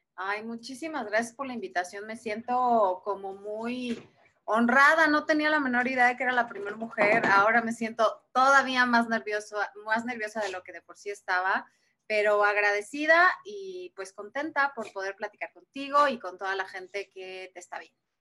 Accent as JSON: {"language": "Spanish", "region": "Puebla", "country": "Mexico", "tie": "born or raised there", "moved": "as an adult", "lives_now": "Mexico City, Mexico", "said": "yo soy de Puebla, yo nací en la ciudad de Puebla"}